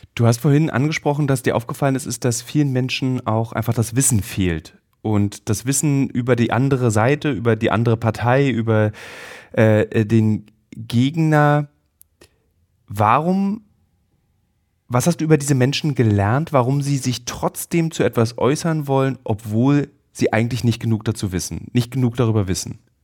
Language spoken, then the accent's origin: German; Germany; ich persönlich als Deutscher